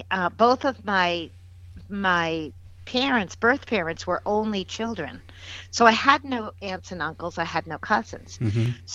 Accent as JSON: {"language": "English", "region": "Massachusetts", "country": "United States", "said": "I knew about my grandparents, you know, who they were. I was originally from Massachusetts."}